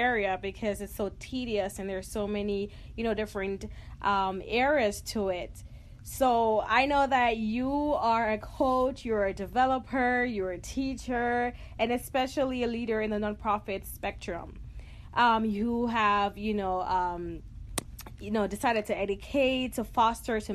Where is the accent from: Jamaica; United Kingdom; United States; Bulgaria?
Jamaica; I'm from Jamaica